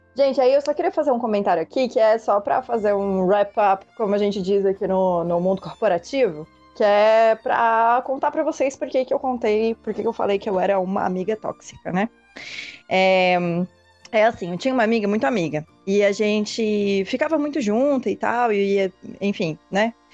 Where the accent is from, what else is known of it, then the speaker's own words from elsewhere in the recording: Florianópolis, Santa Catarina, Brazil; moved away; quando eu ia para minha cidade natal, que é que era Florianópolis